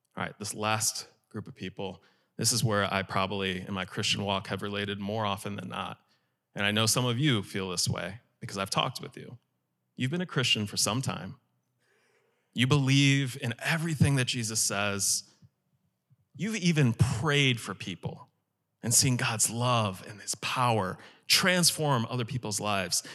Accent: Chicago suburbs, Illinois, United States; moved away as an adult; I moved from the Chicago suburbs down here to be a student

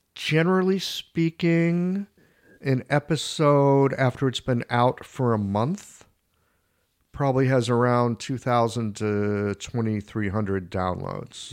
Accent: St. Louis, Missouri, United States; moved away as an adult; also born or lived in Cincinnati, Ohio / Seattle / China; now in St. Louis, United States; I grew up in Saint Louis.

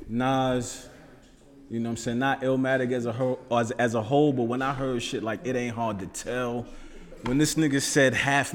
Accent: New York City, New York, United States; now in Richmond, United States; I'm a native New Yorker to my heart.

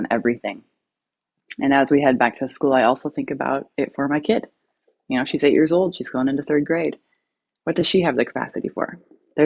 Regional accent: Alaska, United States; now in Oregon, United States; I'm from Alaska. I live in Oregon.

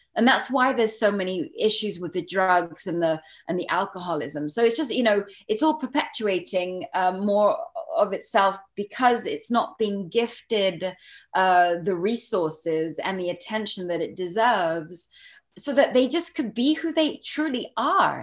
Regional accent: Barbados; I'm not American. Um, I grew up in Barbados

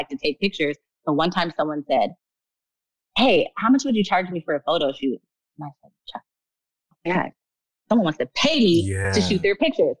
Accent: Michigan, United States; I'm from Michigan, a small town. I am now living in Flint

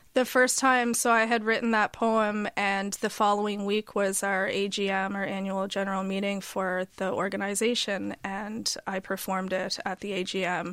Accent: Halifax, Nova Scotia, Canada; moved away; also born or lived in Toronto; I was from Halifax, but I had been gone for a long time.

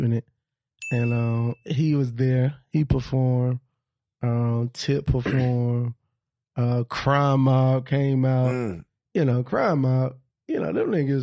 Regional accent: Monroe, Georgia, United States; I'm from Monroe, Georgia. I'm a country boy

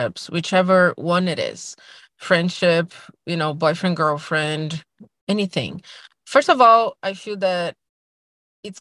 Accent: Brazil; moved away as an adult; now in United States; I'm from Brazil and, you know, I spend all my adulthood here by myself, my family is still in Brazil

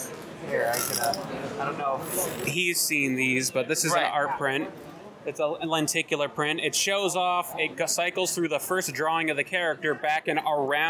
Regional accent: Southwick, Massachusetts, United States; I'm from Western. In fact, I'm from Southwick, Massachusetts.

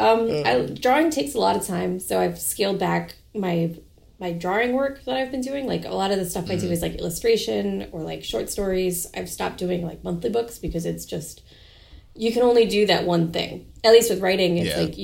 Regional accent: New Hampshire, United States; moved away; also born or lived in New York / Montreal; I grew up in New Hampshire

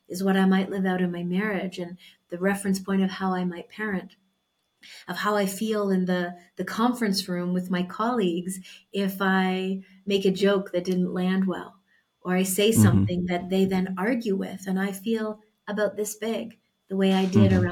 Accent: Canada; moved away as an adult; now in Mexico; I was born in Canada and we moved to Mexico about a year and a half ago now.

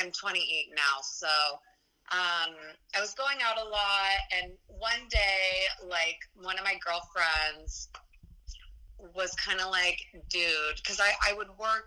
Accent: Boulder, Colorado, United States; also born or lived in Los Angeles, California; now in New York City, United States; I'm from Boulder, Colorado

